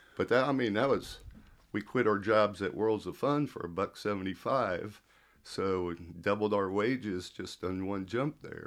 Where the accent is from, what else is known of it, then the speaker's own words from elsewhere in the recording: Kansas City, United States; I was born in Kansas City, but, um, I never remember the house they say I was born